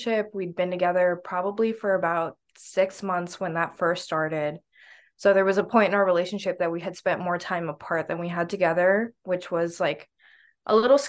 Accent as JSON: {"language": "English", "town": "Naples", "region": "Florida", "country": "United States", "said": "I'm originally from Naples, Florida"}